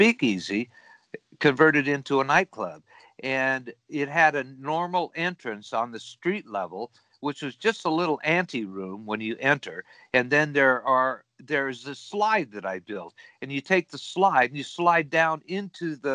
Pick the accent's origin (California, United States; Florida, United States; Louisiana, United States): California, United States; Los Angeles; I was born and raised in San Pedro, which is the harbor town of Los Angeles, port of Los Angeles.